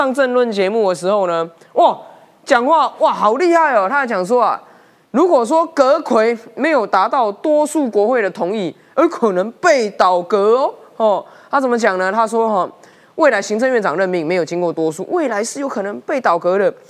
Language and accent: Chinese; Taiwan; 我们台湾人期待的改革，期待的国会，